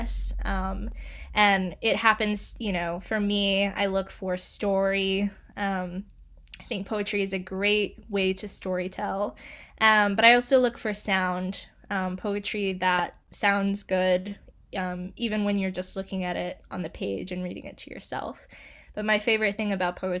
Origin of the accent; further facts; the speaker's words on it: Pampa, Texas, United States; also born or lived in Spartanburg, South Carolina / Chicago; now in Durham, United States; I'm originally from Spartanburg, South Carolina, and then I moved to the panhandle of Texas when I was 9 in a city called Pampa